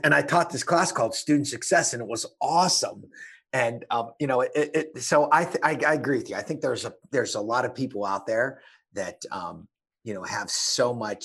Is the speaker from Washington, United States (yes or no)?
no; Pittsburgh, Pennsylvania, United States; where I was born and raised, Pittsburgh, Pennsylvania, is just a beautiful town